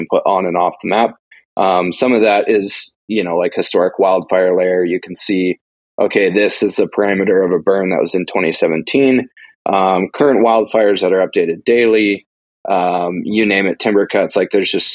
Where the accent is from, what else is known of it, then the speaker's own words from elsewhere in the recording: Montana, United States; I was born and raised in Montana. I still live in Montana. I've never lived in any other state.